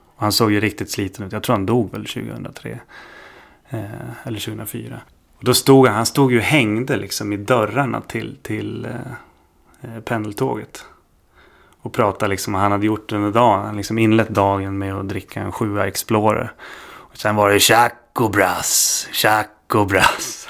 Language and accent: Swedish; Stockholm, Stockholm County, Sweden; jag är uppvuxen i Stockholm